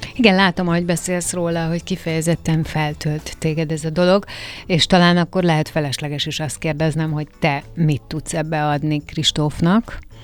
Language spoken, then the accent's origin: Hungarian; Hungary; magyar vagyok én is